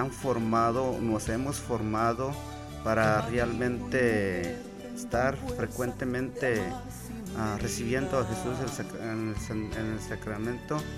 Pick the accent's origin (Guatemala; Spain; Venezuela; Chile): Guatemala; moved away as an adult; now in United States; yo, yo, me vine desde Guatemala, tenía 19 años, Realmente tenía muchos problemas en mi familia. Ah, cuando yo estaba en Guatemala tres veces traté de quitarme la vida